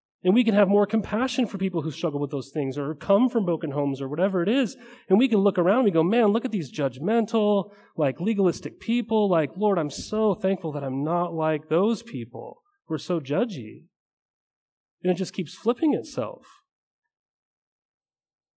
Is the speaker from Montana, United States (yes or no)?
yes; Helena, Montana, United States; I grew up in a small town, or I thought it was huge, in Montana. It was Helena, Montana